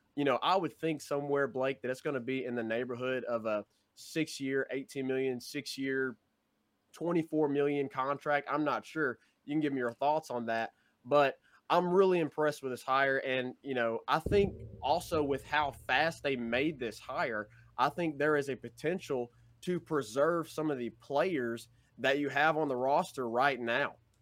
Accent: Memphis, Tennessee, United States; we are from the Memphis area

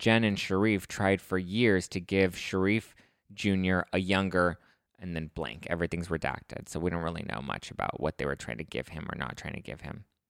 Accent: Los Angeles, California, United States; I grew up in East L A. I grew up in the, in the dirty streets of Los Angeles.

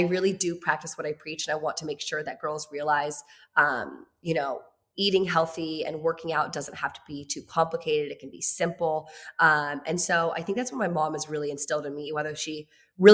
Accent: Virginia, United States; moved away as an adult; also born or lived in Los Angeles; I'm in Los Angeles. I'm from Virginia

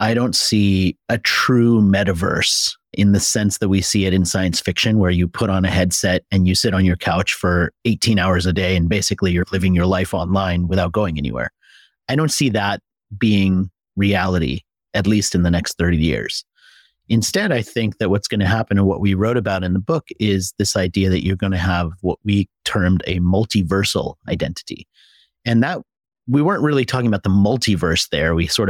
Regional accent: United States; moved away; So the first thing I removed from my language when I came from America was I no longer said dollar, I said dollar.

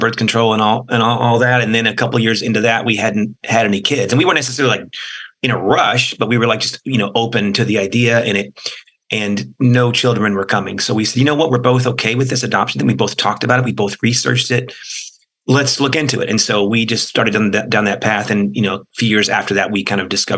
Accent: College Station, Texas, United States; We grew up in College Station

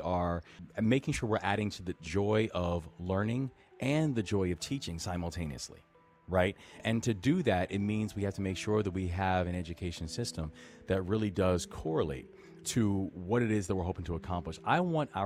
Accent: Baltimore, Maryland, United States; also born or lived in Takoma Park, Maryland; my hometown of Baltimore

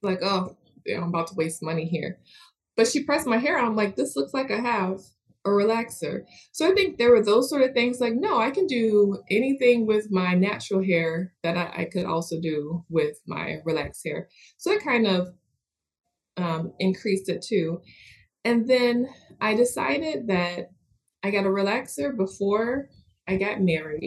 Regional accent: Western New York, United States; moved away; also born or lived in Atlanta, Georgia; I'm from Western New York and always had relaxed hair there

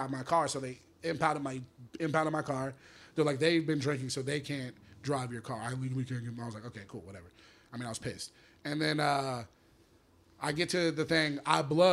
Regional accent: Atlanta, Georgia, United States; I'm from Atlanta, from my job in Atlanta

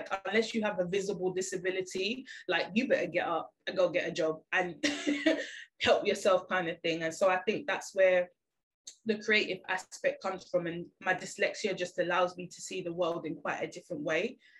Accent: Jamaica; And I think being Jamaican as well, like, being bigger wasn't a problem.

